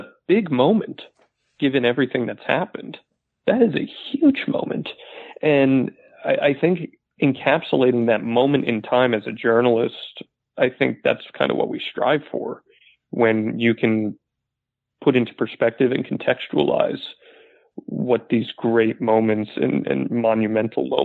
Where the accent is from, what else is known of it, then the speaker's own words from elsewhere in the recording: New Jersey, United States; now in Florida, United States; I'm originally from New Jersey, you know, New York City area